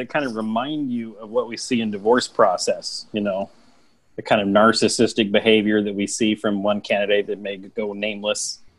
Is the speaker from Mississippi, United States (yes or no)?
no; Indianapolis, Indiana, United States; I grew up in Indianapolis